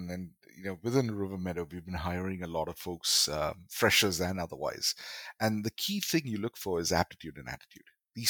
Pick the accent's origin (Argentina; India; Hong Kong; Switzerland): India; Kerala; now in Chennai, India; Moving to Chennai even pushed it further because now I am from Kerala. I am in Chennai, and this particular college I was studying at, there were very few Malayalis